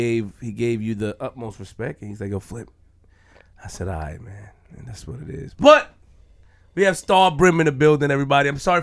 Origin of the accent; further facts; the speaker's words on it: New York City, New York, United States; I'm from Queens.